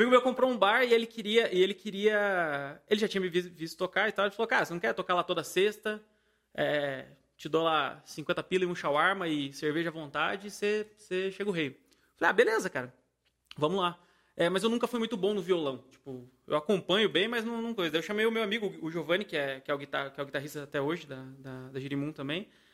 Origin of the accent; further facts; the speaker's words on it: Paraíba, Brazil; moved away; eu sou da Paraíba, né? Eu sou nordestino.